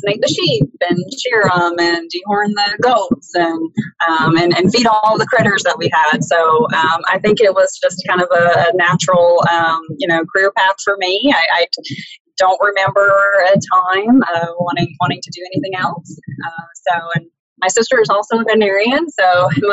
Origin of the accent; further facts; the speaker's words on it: Poplarville, Mississippi, United States; moved away as an adult; also born or lived in Missouri / Texas; I am from a really small town in southern Mississippi called Poplarville